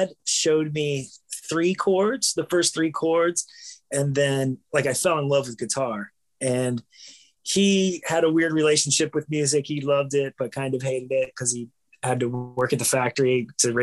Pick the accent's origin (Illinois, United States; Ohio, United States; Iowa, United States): Ohio, United States; Bucyrus; also born or lived in Galion, Ohio; I was born in a Galien hospital in Galien, Ohio, but it was like 8 miles away from the town that I grew up in, called Bucyrus, Ohio.